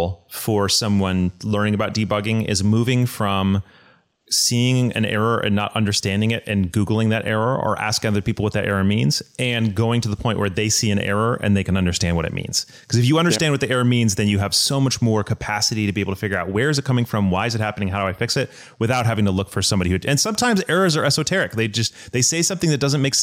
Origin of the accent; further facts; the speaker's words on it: United States; as an American